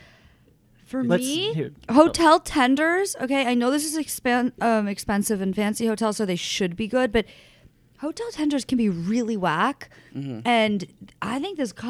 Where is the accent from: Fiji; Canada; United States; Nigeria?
United States; New York; I'm from New York and I grew up coming here